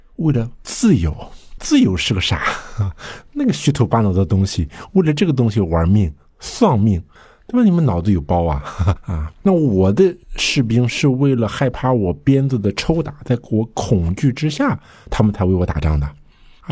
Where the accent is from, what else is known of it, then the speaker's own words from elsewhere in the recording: China; 我们就是中国人